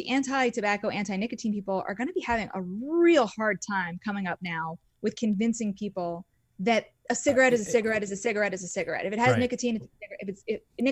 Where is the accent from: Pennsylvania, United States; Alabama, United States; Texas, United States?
Pennsylvania, United States; Philadelphia; I'm from Philadelphia